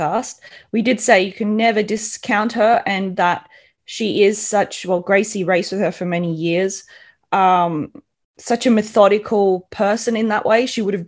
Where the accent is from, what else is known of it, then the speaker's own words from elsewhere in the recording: Gold Coast, Queensland, Australia; I come from the Gold Coast in Australia, and the humidity there is horrible